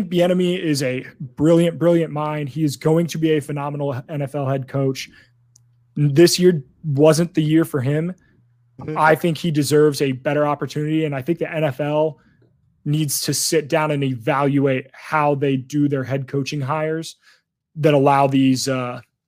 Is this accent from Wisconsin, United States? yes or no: no; Indiana, United States; born and raised in Indiana